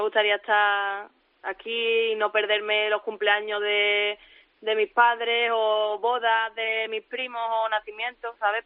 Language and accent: Spanish; Seville, Andalusia, Spain; moved away as an adult; now in Amsterdam, Netherlands; soy de Sevilla y siempre he vivido en ciudades, la verdad, con bastante calor